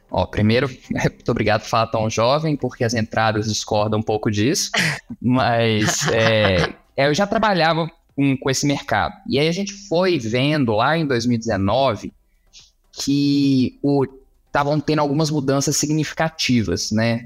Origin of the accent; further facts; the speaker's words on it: Juiz de Fora, Minas Gerais, Brazil; also born or lived in Uruguay / Canada / Belo Horizonte; now in Brasília, Brazil; Eu sou mineiro de Juiz de Fora